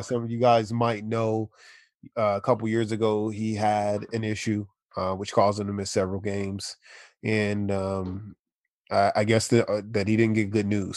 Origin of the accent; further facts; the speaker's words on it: Washington, District of Columbia, United States; now in San Diego, United States; I'm from Washington D.C. originally. I uh, moved to San Diego, California in about 2000.